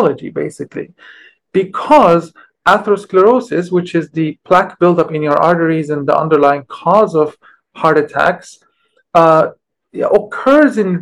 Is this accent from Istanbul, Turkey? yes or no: yes; Istanbul, Turkey; moved away as an adult; I grew up in Istanbul